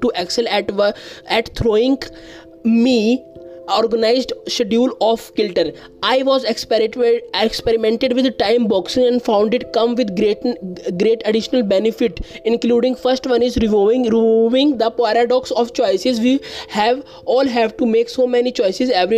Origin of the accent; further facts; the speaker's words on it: India; I am from India